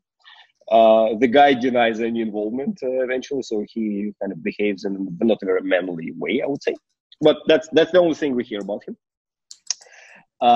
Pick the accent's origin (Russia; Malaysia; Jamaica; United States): Russia; Moscow; I was born in Moscow.